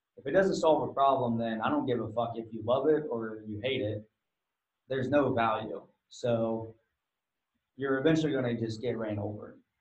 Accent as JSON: {"language": "English", "region": "Ohio", "country": "United States", "said": "I'm from Ohio"}